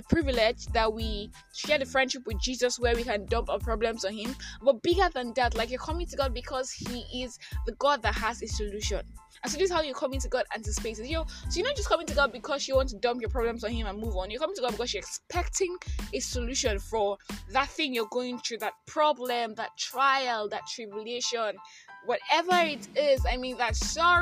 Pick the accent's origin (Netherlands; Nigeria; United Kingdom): Nigeria; I am that Nigerian Christian talkaholic